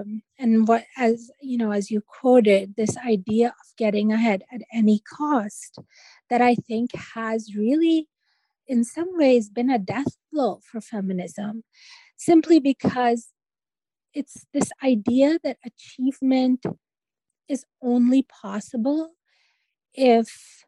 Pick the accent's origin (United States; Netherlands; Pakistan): Pakistan; I take the women that I knew growing up in Pakistan and, they weren't rebellious, but they were very resilient and they raised families and they educated their kids